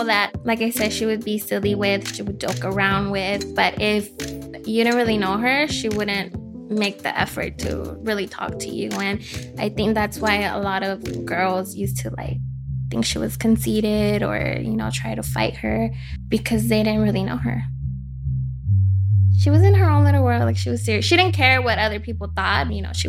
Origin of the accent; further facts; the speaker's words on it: Los Angeles, California, United States; I grew up in East LA, so that's how I met Emery. I was there up until I was 15